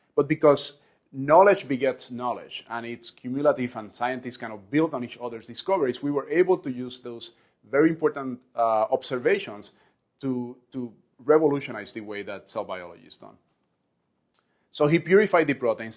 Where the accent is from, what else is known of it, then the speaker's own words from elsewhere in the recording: Puerto Rico; where I was born and raised in Puerto Rico